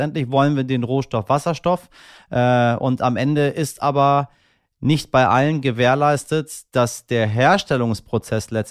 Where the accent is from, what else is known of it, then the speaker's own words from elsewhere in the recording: Hamburg, Germany; Äh, ich komme hier aus Hamburg und wir haben hier die Linie 106.